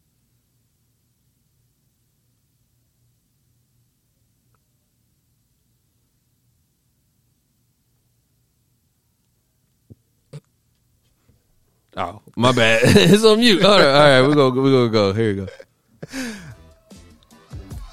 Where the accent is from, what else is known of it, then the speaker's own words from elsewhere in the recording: Ohio, United States; I'm from Ohio